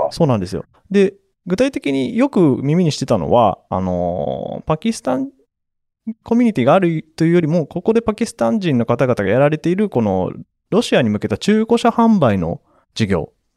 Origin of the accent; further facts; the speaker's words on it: Toyama, Japan; now in Osaka, Japan; 富山県出身